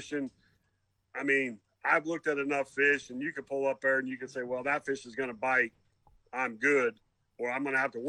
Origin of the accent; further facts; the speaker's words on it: northern Michigan and northern Indiana, United States; I grew up north in Michigan and northern Indiana